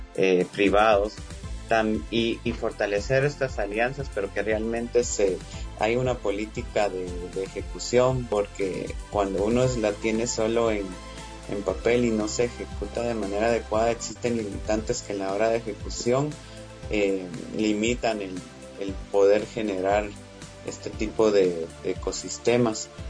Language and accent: Spanish; Guatemala; nosotros como guatemaltecos